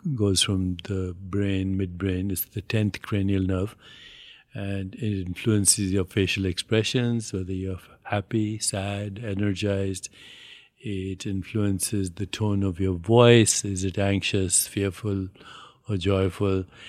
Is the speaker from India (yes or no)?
yes; India; I'm Indian